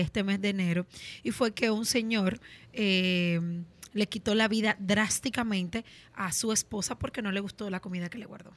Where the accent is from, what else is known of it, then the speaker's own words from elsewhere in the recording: Tamboril, Santiago, Dominican Republic; nosotros en mi pueblo, Tamboril, también celebramos el carnaval